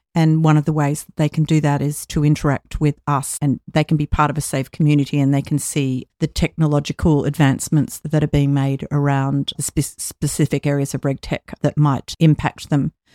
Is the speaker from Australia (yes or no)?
yes; Australia; in my home country of Australia